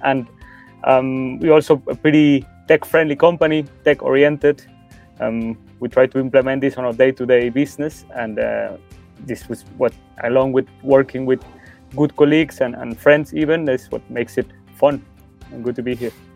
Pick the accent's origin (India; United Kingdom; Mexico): Mexico; moved away as an adult; now in Germany; I'm originally from Mexico. Um, however, I've been living in Germany for over five years now.